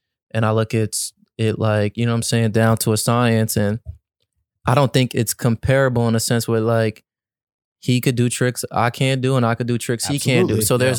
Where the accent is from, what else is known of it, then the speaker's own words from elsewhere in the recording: New York, United States; I'm from New York